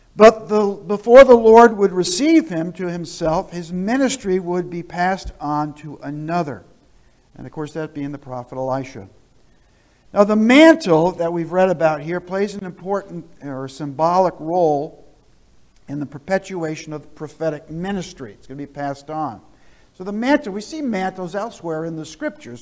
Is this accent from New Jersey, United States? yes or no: yes; New Jersey, United States; moved away; also born or lived in southern Vermont; I grew up in New Jersey